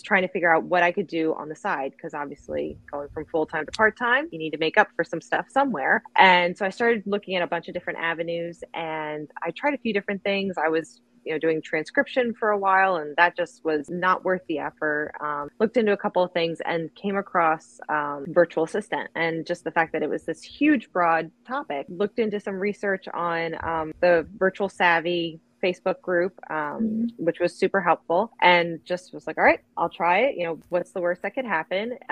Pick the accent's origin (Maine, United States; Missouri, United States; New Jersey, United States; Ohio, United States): New Jersey, United States; I am from South Jersey.